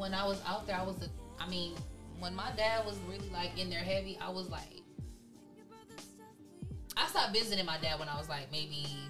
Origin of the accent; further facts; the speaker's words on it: California, United States; I'm from California, and I'm a Leo gang.